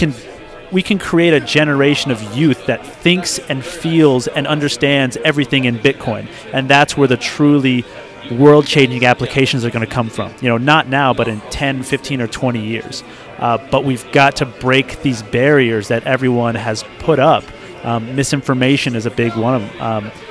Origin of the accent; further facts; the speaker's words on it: Texas, United States; moved away; I was originally from Texas